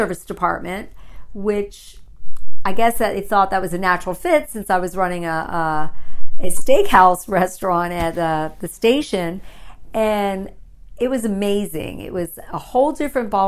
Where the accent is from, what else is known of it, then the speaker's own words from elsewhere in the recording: Tampa, Florida, United States; also born or lived in Cherry Hill, New Jersey; I was born in Cherry Hill, New Jersey, and my family moved to Tampa, Florida when I was 10 years old. And I feel like I'm a native now because I've been here so many years. Got to grow up in South Tampa